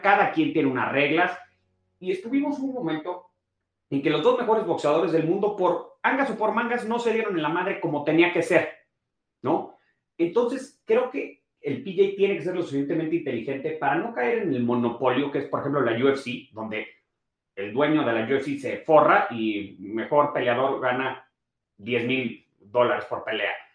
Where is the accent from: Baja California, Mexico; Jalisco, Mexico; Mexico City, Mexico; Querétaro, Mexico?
Mexico City, Mexico; nosotros como, a ver, como chilangos